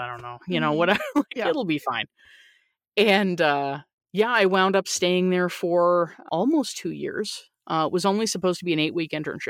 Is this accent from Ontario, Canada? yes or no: no; Newfoundland and Labrador, Canada; born there; because I was born in Newfoundland, Canada, and it's a very small place and people know people